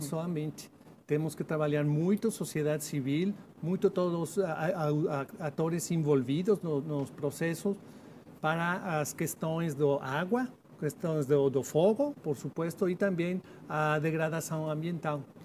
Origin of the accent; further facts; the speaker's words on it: Mexico; Portuguese is a second language; sou de México, é um país 66% de zonas semiáridas